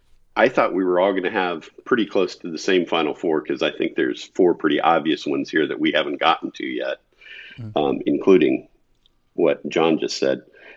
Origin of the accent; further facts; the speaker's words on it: Kansas, United States; I grew up in Kansas. I'm a mm-hmm. small town kid from the middle of the country.